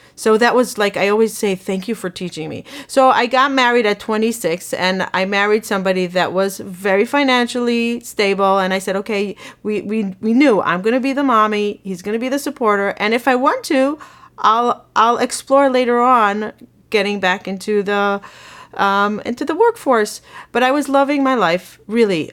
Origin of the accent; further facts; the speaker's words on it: Israel; moved away as an adult; now in United States; I grew up in Israel